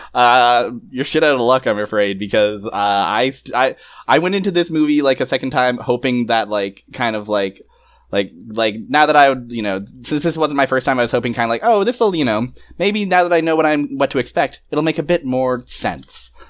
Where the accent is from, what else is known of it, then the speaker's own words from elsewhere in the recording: Canada; I'm Canadian